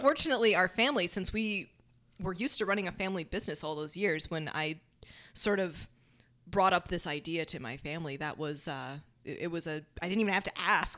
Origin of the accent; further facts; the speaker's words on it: Dade City, Florida, United States; also born or lived in Tampa; Paul and I did a lot of our growing up in Dade City